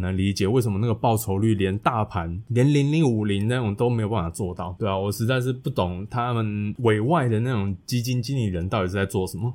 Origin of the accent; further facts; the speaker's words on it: Fenglin, Hualien County, Taiwan; 我们老家是在花莲的凤林镇，就是一个小镇上